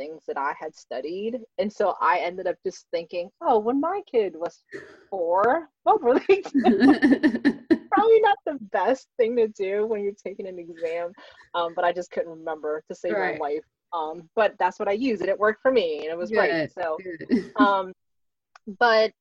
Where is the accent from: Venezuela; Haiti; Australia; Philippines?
Philippines; I'm Filipino, we eat rice every day